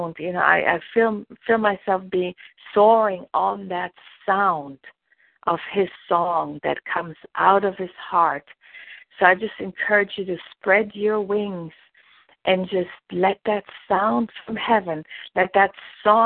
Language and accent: English; Germany; I'm from Germany